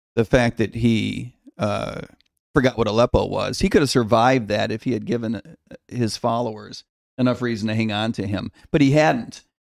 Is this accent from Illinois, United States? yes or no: yes; outside of Chicago, Illinois, United States; I grew up outside of Chicago